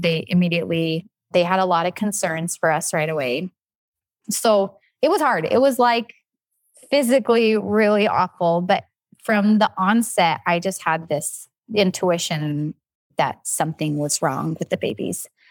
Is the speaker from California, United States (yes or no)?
no; Logan, Utah, United States; I grew up in Logan, Utah